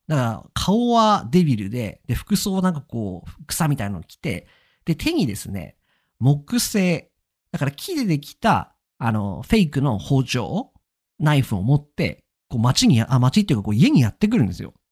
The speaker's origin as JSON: {"language": "Japanese", "region": "Akita", "country": "Japan", "tie": "born or raised there", "said": "当然私は秋田出身ですですとか、秋田県出身ですっていうふうに答えます"}